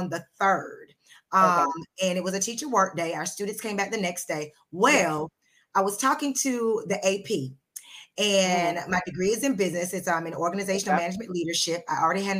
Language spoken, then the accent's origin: English; Charleston, South Carolina, United States; also born or lived in Atlanta, Georgia; I was born in Atlanta, but I was raised in Charleston, South Carolina.